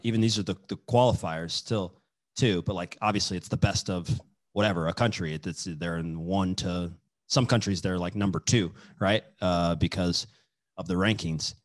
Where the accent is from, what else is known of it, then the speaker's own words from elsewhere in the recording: Kansas, United States; I'm from Kansas